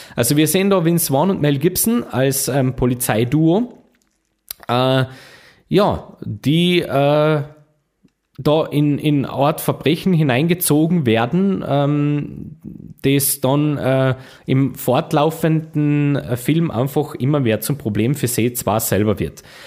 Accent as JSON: {"language": "German", "region": "Carinthia", "country": "Austria", "said": "bei uns in Kärnten"}